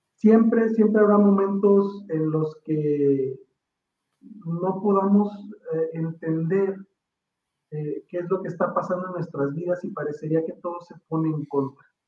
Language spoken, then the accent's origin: Spanish; Mexico; como mexicano